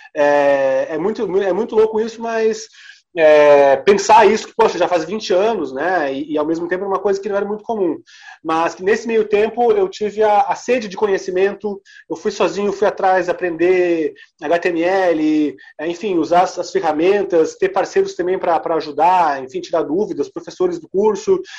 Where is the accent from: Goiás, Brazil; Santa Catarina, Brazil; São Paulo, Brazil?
Santa Catarina, Brazil; also born or lived in Paraná / Rio Grande do Sul; E eu, como catarinense também, apesar de eu ter toda a minha família gaúcha e ter morado muito tempo no Paraná